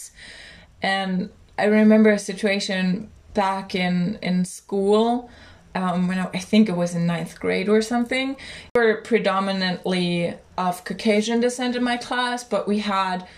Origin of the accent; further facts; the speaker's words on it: Germany; I'm from Germany